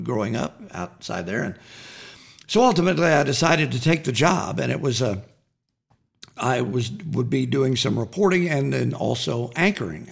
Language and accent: English; Waurika, Oklahoma, United States; growing up in Warrica